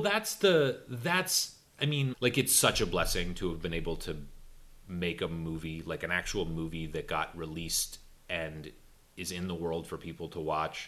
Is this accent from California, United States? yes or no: yes; Los Angeles, California, United States; also born or lived in South Pasadena; I grew up in in Silver Lake, um, but I by the end of high school we had moved to South Pasadena